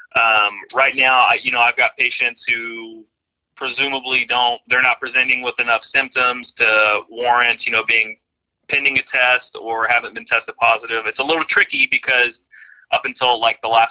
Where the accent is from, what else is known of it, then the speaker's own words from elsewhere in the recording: Oklahoma, United States; moved away as an adult; also born or lived in Texas / Denver; I'm a Oklahoma native. Grew up here